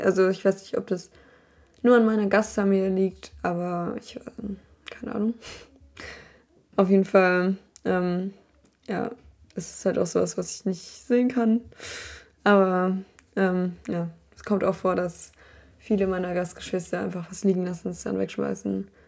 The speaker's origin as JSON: {"language": "German", "region": "Berlin", "country": "Germany", "moved": "yes", "lives_now": "Ireland", "said": "Bin ich halt aus Berlin gewohnt."}